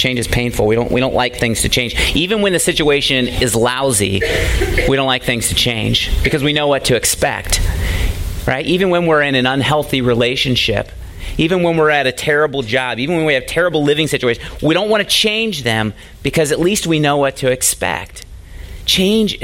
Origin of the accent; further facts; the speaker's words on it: United States; it's getting less and less popular to be a Christian in our country